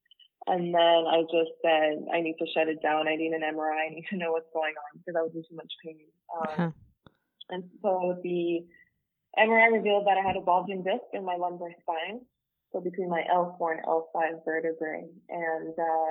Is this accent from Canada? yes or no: yes; Ottawa, Ontario, Canada; moved away as an adult; now in Los Angeles, United States; I'm from Ottawa, Canada